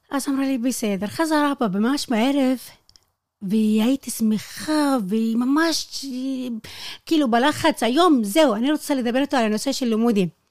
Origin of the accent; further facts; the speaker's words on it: Al-Mashash, near Dimona, Southern District, Israel; moved away as an adult; now in Lakiya, Israel; אני נולדתי בפזורה